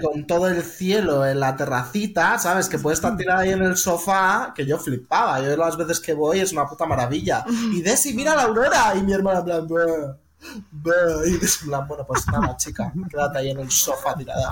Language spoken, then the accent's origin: Spanish; San Sebastián, Basque Country, Spain; also born or lived in Vitoria; Somos de San Sebastián, que es la ciudad más bonita de toda España